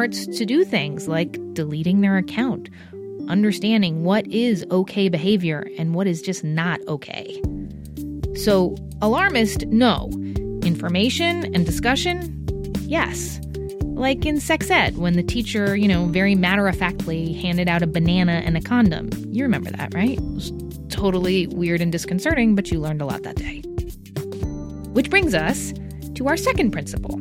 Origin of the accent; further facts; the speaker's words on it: New Jersey, United States; Ridgewood, New Jersey, my home state